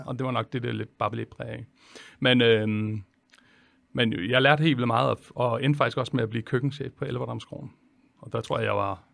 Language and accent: Danish; Holbæk, Zealand, Denmark; jeg er jo fra Holbæk